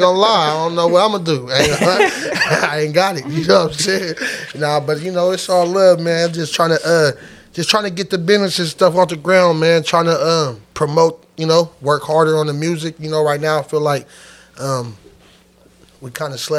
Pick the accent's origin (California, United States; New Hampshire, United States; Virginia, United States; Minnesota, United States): California, United States; Sacramento; We're from Sacramento, California